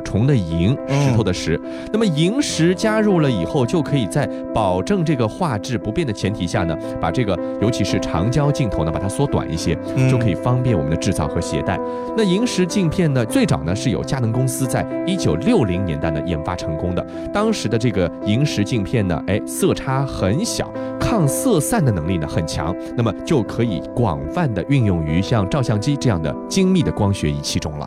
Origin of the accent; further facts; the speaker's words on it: Shanghai, China; 大世界不光是咱们上海人喜欢去的一个地方